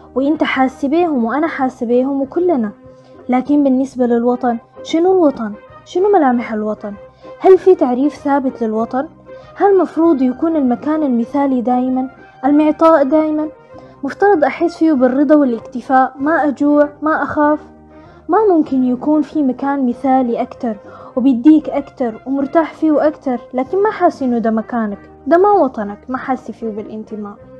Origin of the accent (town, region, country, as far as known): Sudan